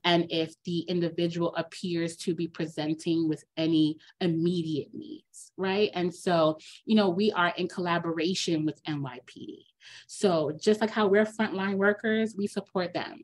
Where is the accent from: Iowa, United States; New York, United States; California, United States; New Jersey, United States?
New York, United States; New York City; I grew up here in New York right? I'm a city kid